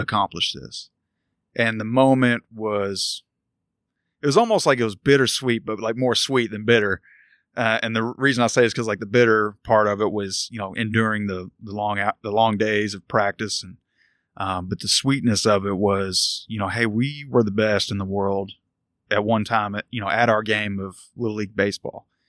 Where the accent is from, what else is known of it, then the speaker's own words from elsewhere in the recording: Louisville, Kentucky, United States; I grew up in Louisville, Valley Station to be exact